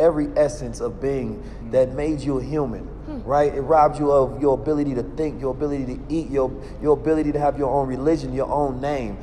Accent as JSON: {"language": "English", "region": "California", "country": "United States", "said": "I'm from Cali."}